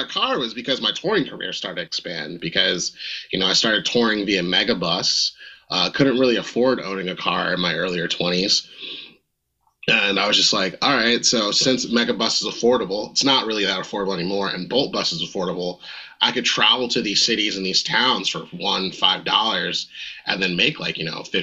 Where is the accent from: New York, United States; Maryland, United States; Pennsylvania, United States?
Pennsylvania, United States; Philadelphia; I was born in Germantown Hospital, grew up in the Mount Airy Wadsworth neighborhood and went to elementary school in Chestnut Hill in Philly.